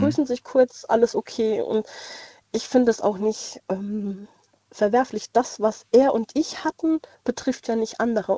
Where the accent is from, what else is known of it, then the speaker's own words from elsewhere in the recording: Landau in der Pfalz, Rhineland-Palatinate, Germany; Ich bin aus Landau in der Pfalz.